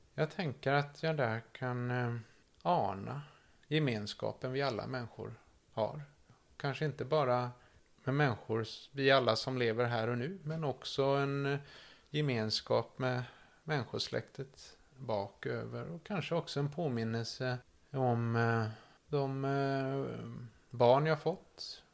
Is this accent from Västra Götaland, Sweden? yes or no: yes; Kullavik, Västra Götaland, Sweden; Har vuxit upp här i Kullavik, två mil från Göteborg